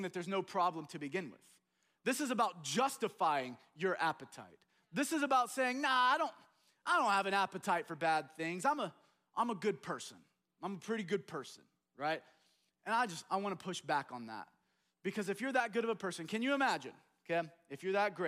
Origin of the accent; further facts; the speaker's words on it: United States; as American